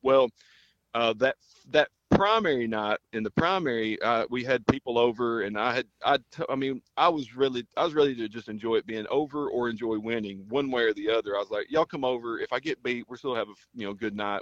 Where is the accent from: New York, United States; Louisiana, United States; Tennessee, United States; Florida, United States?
Tennessee, United States; Perry County; also born or lived in Bloomington, Indiana; in the school system here, where I grew up in Perry County